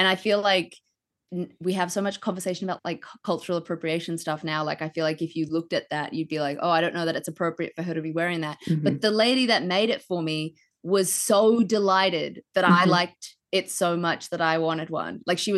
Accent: New Zealand; that's just part of growing up in New Zealand.

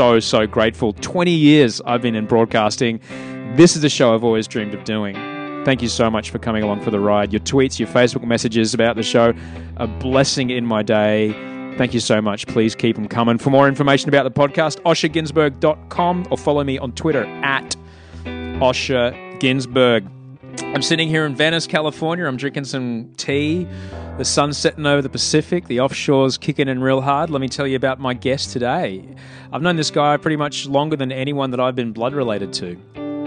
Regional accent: Brisbane, Queensland, Australia; That's how we grew up in Brisbane

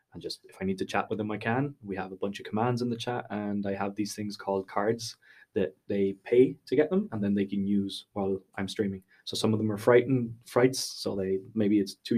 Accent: Conil de la Frontera, Andalusia, Spain; moved away as an adult; also born or lived in Madrid, Spain / Malta; now in Dublin, Ireland; And then I grew up in Spain. Yeah. Born in Madrid. And then we moved to the south of Spain in Conil

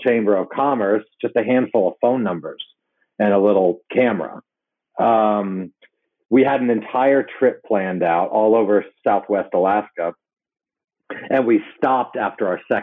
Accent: Hong Kong; I grew up in Hong Kong

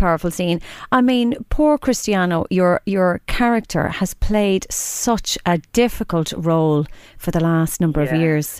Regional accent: Drogheda, Leinster, Ireland; I'm from Drogheda

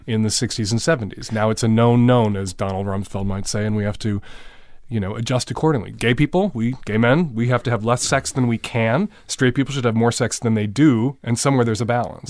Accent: Chicago, Illinois, United States; I grew up in, in Rogers Park, which is as far north and east

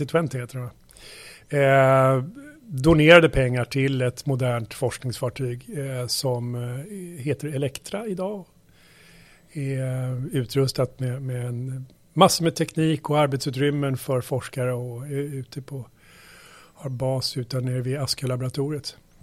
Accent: Saltsjöbaden, Stockholm County, Sweden; jag är uppväxt, uppväxt ute i Saltsjöbaden utanför Stockholm

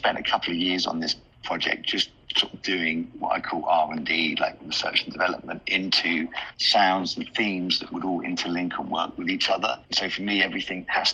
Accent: London, United Kingdom; being from London

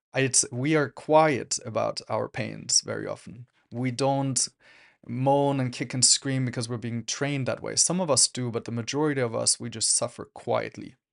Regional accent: Germany; I grew up in Germany

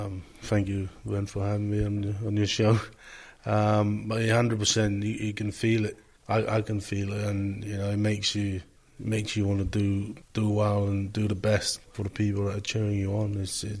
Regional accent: Samoa; One of seven. I'm the youngest. Growing up back home was, it was easy in a way.

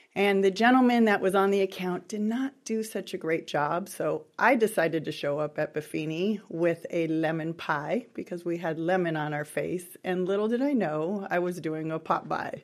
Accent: Los Angeles, California, United States; moved away as an adult; now in San Diego, United States; born and raised in Southern California, really the, the San Fernando Valley, L A area.

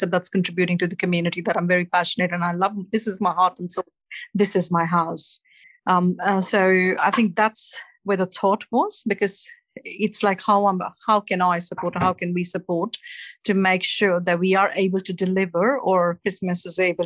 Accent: India; moved away as an adult; now in Australia; The root is back in India, in my hometown

